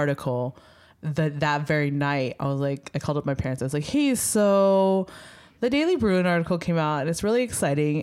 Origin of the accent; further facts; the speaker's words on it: Philadelphia, Pennsylvania, United States; I'm from Philly